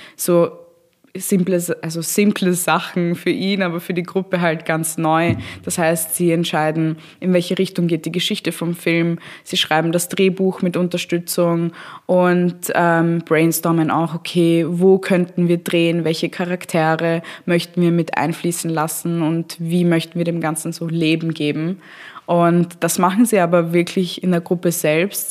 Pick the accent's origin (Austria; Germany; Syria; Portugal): Austria; bei uns in Österreich